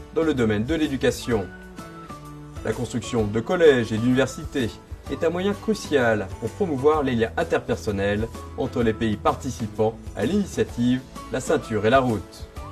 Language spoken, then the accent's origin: French; France; je suis français.